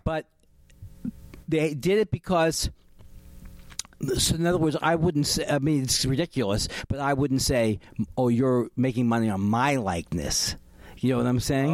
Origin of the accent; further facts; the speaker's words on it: California, United States; I'm from California